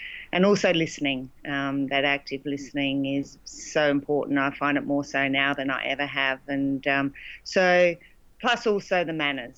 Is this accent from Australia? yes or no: yes; Loxton, South Australia, Australia; moved away; Loxton, which was the town I grew up